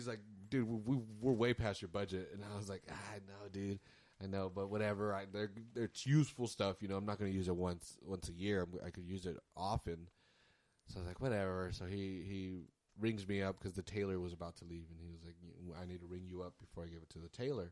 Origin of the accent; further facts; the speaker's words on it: United States; I'm American